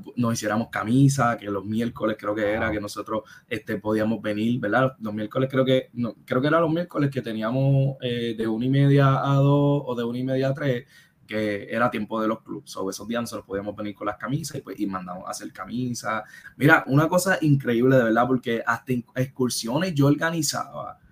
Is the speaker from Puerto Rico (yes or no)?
yes; Caguas, Puerto Rico; yo soy de Caguas